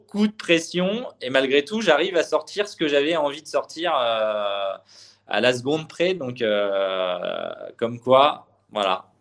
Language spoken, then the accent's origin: French; Normandy, France; also born or lived in Le Mans; je suis né au Mans, mais j'ai toujours grandi en Normandie